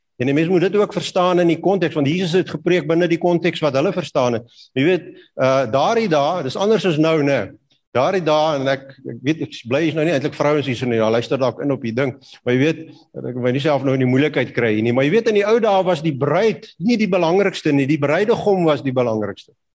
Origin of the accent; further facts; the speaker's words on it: Kalahari, Northern Cape, South Africa; ek het groot geword in die Kalahari